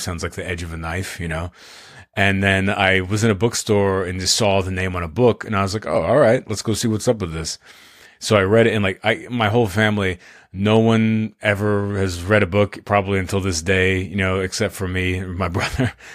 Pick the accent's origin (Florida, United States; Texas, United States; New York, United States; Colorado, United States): Texas, United States; Austin; I'm from Austin, Texas, I still live here